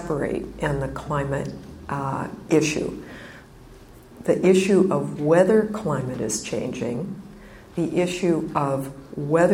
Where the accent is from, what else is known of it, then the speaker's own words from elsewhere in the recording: Illinois, United States; I grew up in the Midwest, in Illinois, and when I was a little girl, I liked to garden.